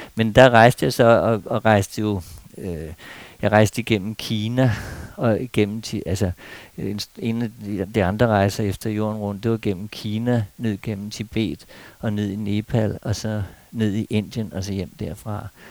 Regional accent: Denmark; vi danskere

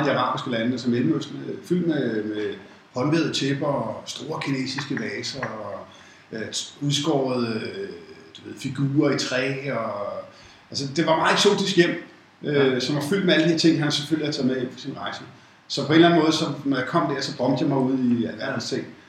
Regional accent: Copenhagen, Capital Region of Denmark, Denmark; født i København. Jeg vil det, der hedder en rigtig københavner, fordi jeg er født i Indre By, København K. Øh, har boet faktisk hele mit liv, øh, i København

